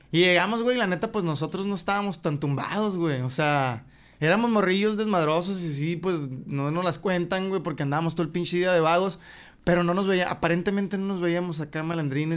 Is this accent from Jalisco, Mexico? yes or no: no; Hermosillo, Sonora, Mexico; Yo soy de Jesús García, güey. Salías de Jesús García, Leí 57.